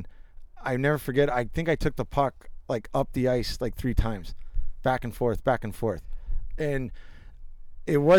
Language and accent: English; Alaska, United States; growing up in Alaska